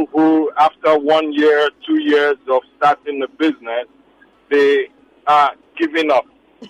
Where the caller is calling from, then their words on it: Lekki, Lagos, Nigeria; I had called earlier in the previous segment.